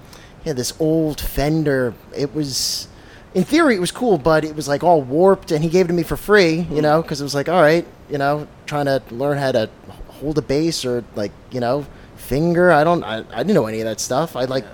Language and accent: English; New Jersey, United States; I grew up here in Jersey. All right. You know … I am a Spanish person, but I speak no Spanish.